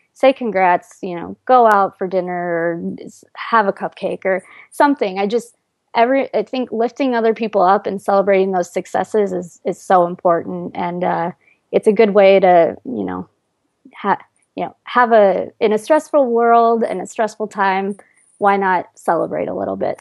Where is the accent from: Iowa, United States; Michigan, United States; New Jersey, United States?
Iowa, United States; moved away as an adult; now in New York City, United States; in Iowa, I, it's I actually grew up in a fairly large town for Iowa